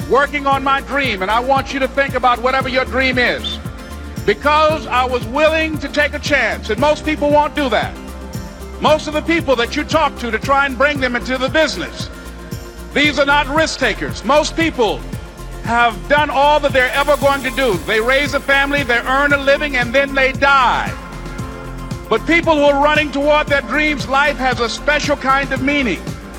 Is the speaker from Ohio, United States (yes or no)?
no; Miami, Florida, United States; born or raised there